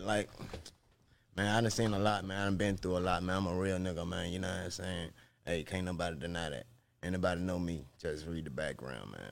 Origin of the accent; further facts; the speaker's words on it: Nottoway, Virginia, United States; I'm from Virginia, Nottoway, Virginia, man. The four three four